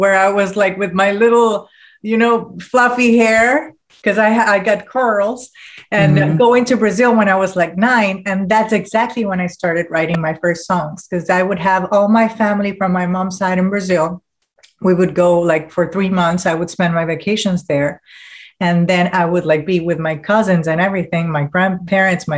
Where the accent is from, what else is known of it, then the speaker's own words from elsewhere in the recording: Panama; moved away as an adult; now in Miami, United States; I was born and raised mostly in Panama